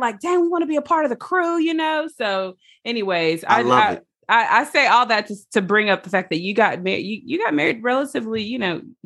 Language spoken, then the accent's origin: English; Mississippi, United States; I grew up in Mississippi